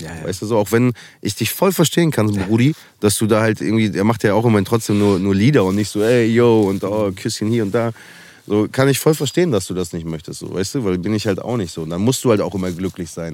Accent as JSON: {"language": "German", "town": "Münster", "region": "North Rhine-Westphalia", "country": "Germany", "tie": "born or raised there", "also_born_or_lived": "Berlin", "moved": "as an adult", "said": "hier ist meine Heimat"}